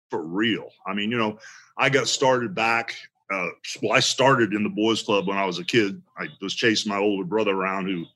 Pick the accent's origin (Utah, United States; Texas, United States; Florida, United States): Florida, United States; Tampa; to come back here into my hometown